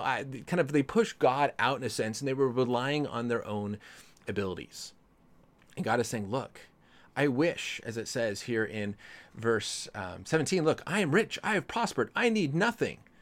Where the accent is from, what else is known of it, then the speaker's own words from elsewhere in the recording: Colorado, United States; now in California, United States; I grew up in Colorado.